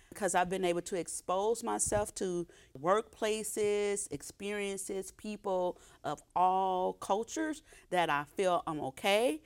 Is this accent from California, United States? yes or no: yes; Oakland, California, United States; I grew up in Oakland